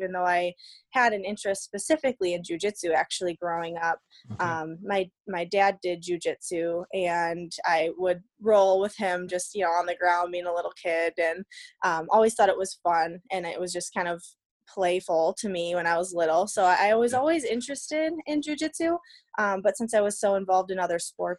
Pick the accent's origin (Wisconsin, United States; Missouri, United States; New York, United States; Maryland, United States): Wisconsin, United States; Darboy; grew up in a little town called Darboy